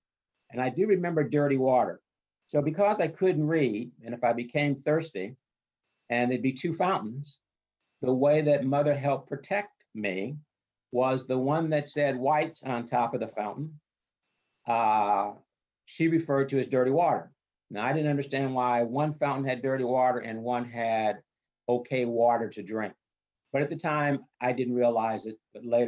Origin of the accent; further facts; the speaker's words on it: Duluth, Minnesota, United States; also born or lived in Shreveport, Louisiana / Tucson, Arizona; Growing up in Duluth